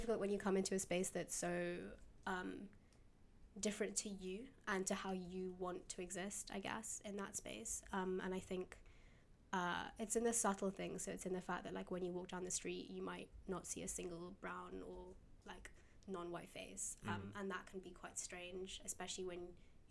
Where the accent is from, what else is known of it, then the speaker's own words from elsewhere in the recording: London, United Kingdom; I grew up in Shepherd's Bush, which is quite a diverse area within London.